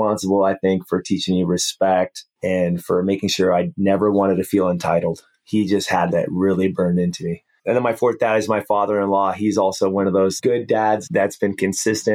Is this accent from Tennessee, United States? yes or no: no; Hawaii, United States; we grew up in Hawaii